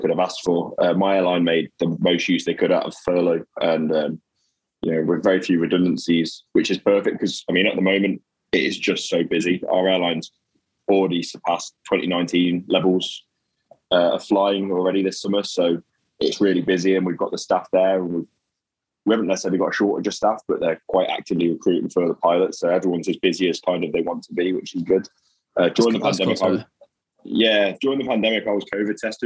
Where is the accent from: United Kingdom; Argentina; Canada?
United Kingdom; the Midlands, England; moved away; I'm from the Midlands originally